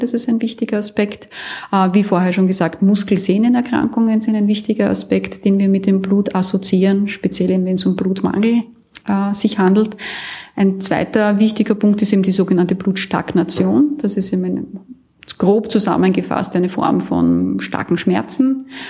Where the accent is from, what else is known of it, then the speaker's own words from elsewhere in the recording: Austria; bei uns in Österreich